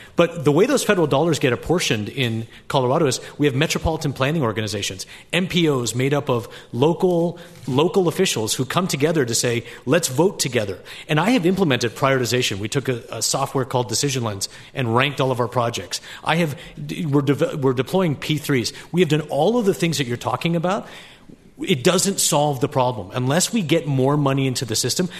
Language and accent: English; Canada; moved away; I was born in Canada